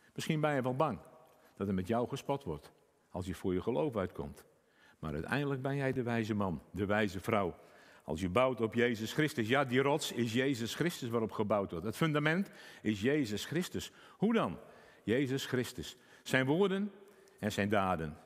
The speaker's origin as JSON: {"language": "Dutch", "region": "Friesland", "country": "Netherlands", "said": "ik uit Friesland kom"}